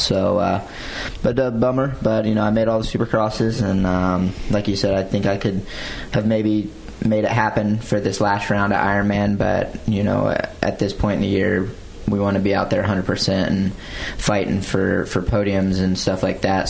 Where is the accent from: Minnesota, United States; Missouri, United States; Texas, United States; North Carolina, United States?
North Carolina, United States; Morehead City; I grew up in Morehead City in North Carolina